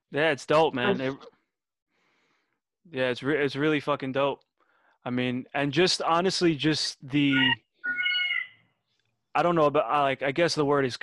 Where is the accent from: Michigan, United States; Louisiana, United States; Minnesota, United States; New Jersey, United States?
Michigan, United States; Detroit; born there; I was born in Detroit on a very, very, very, very, very cold day.